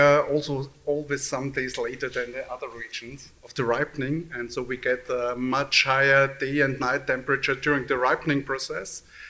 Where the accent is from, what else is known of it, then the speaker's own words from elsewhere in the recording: Lower Austria, Austria; So I'm from Lower Austria, so I'm in the northern part of Austria. So it's, I think, we are one of the coolest growing regions in Austria.